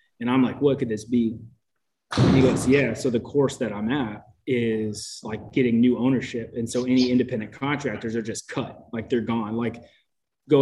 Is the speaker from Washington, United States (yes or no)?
no; Oakland, California, United States; moved away as an adult; I found a job actually back in my hometown, like Oakland, California